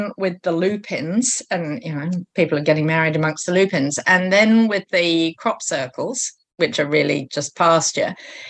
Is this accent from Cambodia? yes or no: no; New Zealand; And I think we're superb, New Zealanders. I've suddenly put myself in as a New Zealander in identifying what will be worst and best for the area being considered.